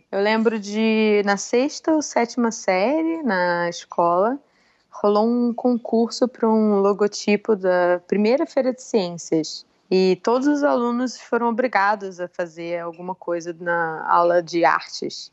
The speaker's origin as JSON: {"language": "Portuguese", "region": "Rio de Janeiro", "country": "Brazil", "also_born_or_lived": "São Paulo", "moved": "as an adult", "lives_now": "New York, United States", "said": "eu saí do Rio assim que me formei"}